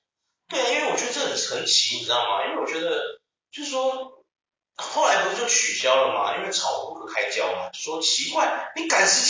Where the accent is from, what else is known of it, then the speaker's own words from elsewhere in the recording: Taichung, Taiwan; also born or lived in Taoyuan / Yingge; 虽然我不是台北人，我是台中人，对啊，但我小时候其实是在桃园出生，对，我在莺歌那边活了活了一阵子这样，对。